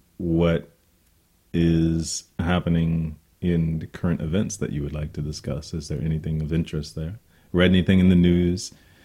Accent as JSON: {"language": "English", "country": "United States", "said": "I'm an American. You're an American. We're all Americans."}